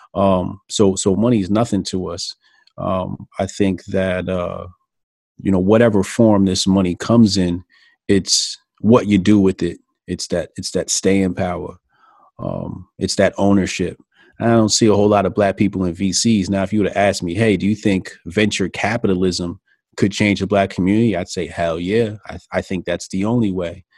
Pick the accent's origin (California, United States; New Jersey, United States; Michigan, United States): New Jersey, United States; Newark; also born or lived in Irvington, New Jersey / East Orange, New Jersey / Elizabeth, New Jersey / Hillside, New Jersey; Newark, Newark, New Jersey. Okay. North, New Jersey. Then, um, you know, I moved to the burbs, graduated high school. But I'm a Jersey guy, man. I'm Jersey born and raised